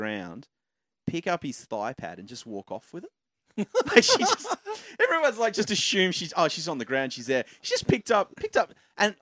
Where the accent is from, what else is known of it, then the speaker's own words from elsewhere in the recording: Hobart, Tasmania, Australia; That's my hometown